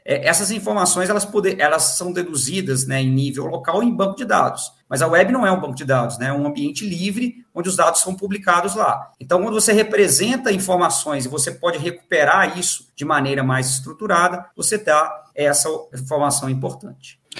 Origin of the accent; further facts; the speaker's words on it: Conselheiro Lafaiete, Minas Gerais, Brazil; moved away as an adult; also born or lived in Belo Horizonte / Espírito Santo / Porto, Portugal; now in Juiz de Fora, Brazil; eu sou natural de Conselheiro Lafayette